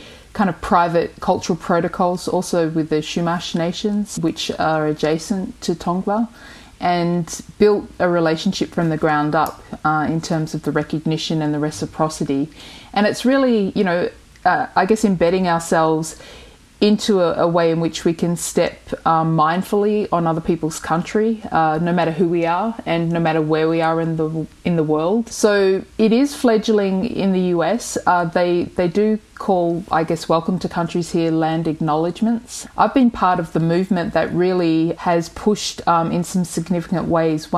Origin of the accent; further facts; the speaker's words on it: Broome, Western Australia, Australia; moved away as an adult; also born or lived in Derby, Western Australia; now in Los Angeles, United States; I grew up in Broome